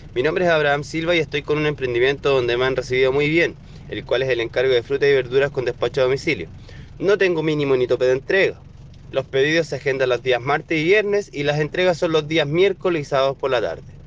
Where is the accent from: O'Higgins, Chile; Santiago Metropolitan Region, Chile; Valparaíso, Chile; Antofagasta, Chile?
Valparaíso, Chile; nos incumben como porteños, porteñas y en la región de Valparaíso